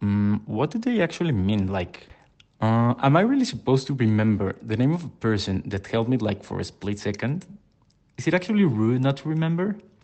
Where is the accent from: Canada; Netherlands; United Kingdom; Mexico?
Mexico; Mexico City; I'm from Mexico City